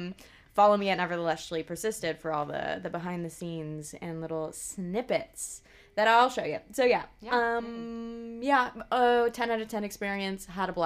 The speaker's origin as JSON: {"language": "English", "region": "West Coast", "country": "United States", "moved": "yes", "said": "I'm from the West Coast"}